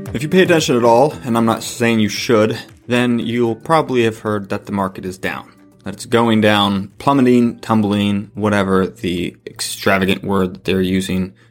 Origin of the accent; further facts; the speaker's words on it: La Crosse, Wisconsin, United States; I'm from La Crosse, Wisconsin, so we have Quick Trip here.